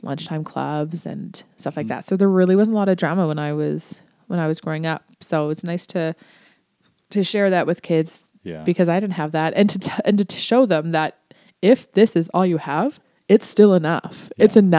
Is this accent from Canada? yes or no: yes; Ontario, Canada; Like I mentioned I was from Ontario, and when I went to school, we had a bunch of teacher strikes.